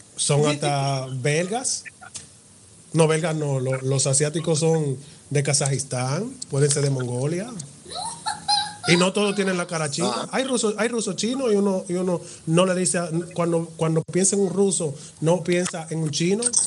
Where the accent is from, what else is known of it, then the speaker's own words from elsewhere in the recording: Dominican Republic; cómo hablamos los dominicanos